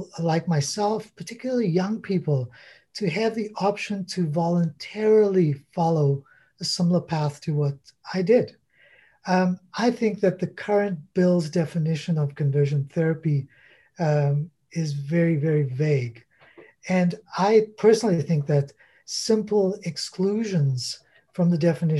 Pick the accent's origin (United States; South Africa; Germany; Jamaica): South Africa; now in Canada; I grew up in South Africa